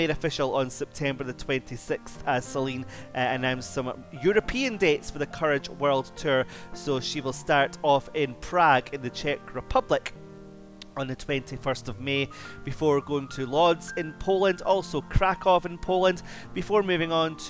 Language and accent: English; Scotland, United Kingdom; my home country, Scotland